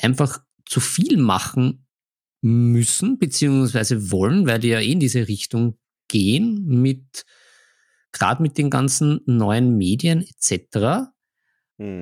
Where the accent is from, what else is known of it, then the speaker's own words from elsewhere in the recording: Vienna, Austria; bei uns in Wien